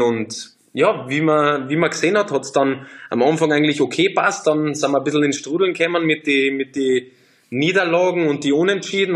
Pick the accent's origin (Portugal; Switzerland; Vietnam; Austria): Austria; moved away as an adult; also born or lived in France; now in Leverkusen, Germany; als Österreicher